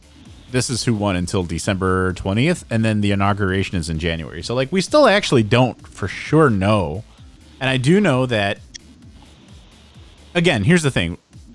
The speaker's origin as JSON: {"language": "English", "town": "Chicago", "region": "Illinois", "country": "United States", "tie": "born or raised there", "said": "I was born and raised in the city."}